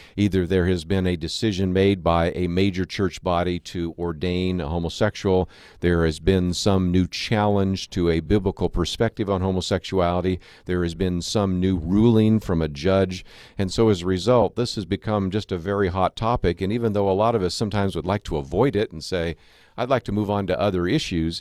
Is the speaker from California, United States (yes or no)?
yes; Berkeley, California, United States; I was born in Berkeley, California